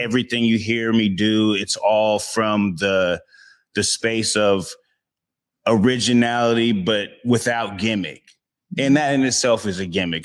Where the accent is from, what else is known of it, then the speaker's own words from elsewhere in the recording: Seattle, Washington, United States; I've been out here for my whole life, born and raised in Seattle